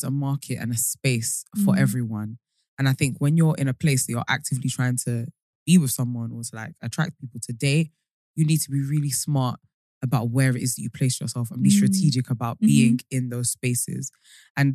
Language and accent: English; United Kingdom; accent: British; also born or lived in Colombia; I'm from the UK